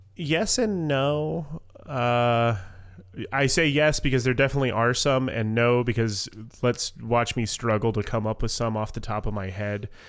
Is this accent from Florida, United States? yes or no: yes; Southwest Florida, United States; moved away as an adult; now in North Carolina, United States; I was born and raised in Southwest Florida. This is this is literally the first time I've ever lived away from